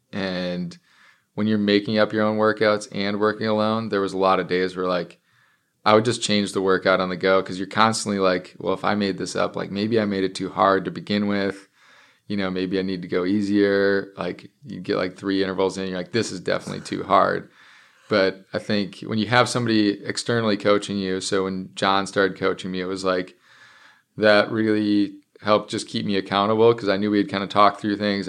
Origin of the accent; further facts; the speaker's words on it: Minnesota, United States; now in Seattle, United States; my hometown back in Minnesota